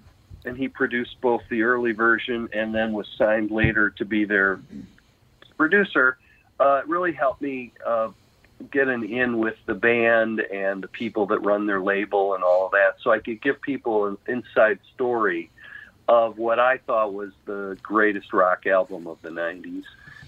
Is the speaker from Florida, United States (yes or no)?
no; Chicago, Illinois, United States; And then one day, this is growing up in Chicago, I went down to this one area where it was sort of like a Haight-Ashbury of Chicago, if you will.